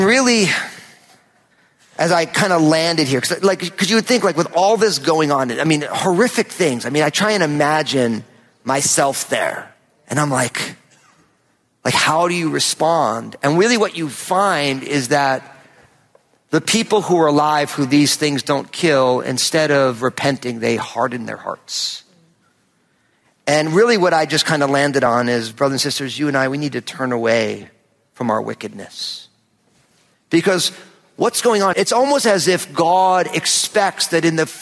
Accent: New Jersey, United States; moved away; we lived in my home state of New Jersey

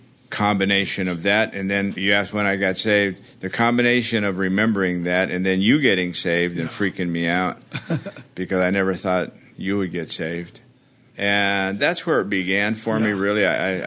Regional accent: Los Angeles, California, United States; also born or lived in Baldwin Park, California; I was born in East L.A. And up until the fifth grade, I lived in East L.A.

